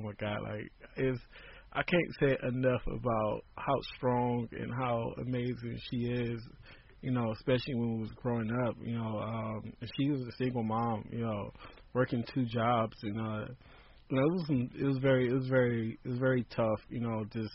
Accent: Compton, California, United States; growing up in Compton

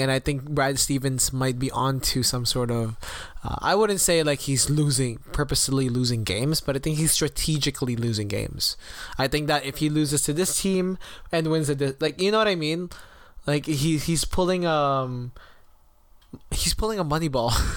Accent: Toronto, Ontario, Canada; I am from Toronto

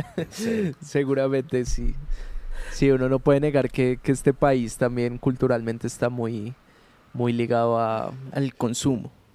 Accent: Colombia; nosotros como colombianos

